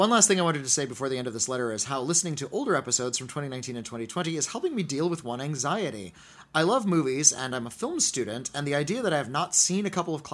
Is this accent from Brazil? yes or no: yes; Rio de Janeiro, Brazil; English is a second language; I am from Rio de Janeiro in Brazil